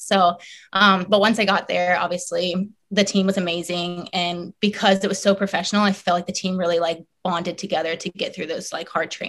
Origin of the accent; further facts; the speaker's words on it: Florida, United States; also born or lived in South Carolina / Seattle; I was born in South Carolina and lived there only for 2 years and then moved to Florida when I was two and have lived there ever since.